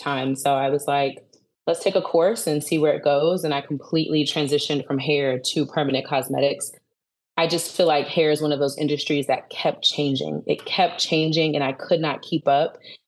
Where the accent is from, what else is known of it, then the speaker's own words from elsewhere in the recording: Alexandria, Virginia, United States; also born or lived in Dallas, Texas; I'm originally from Alexandria, Virginia, which is on the East Coast.